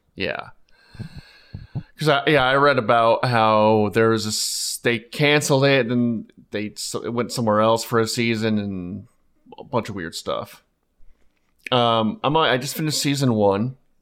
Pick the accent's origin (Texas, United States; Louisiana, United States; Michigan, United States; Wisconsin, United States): Texas, United States; Plano; I'm from Plano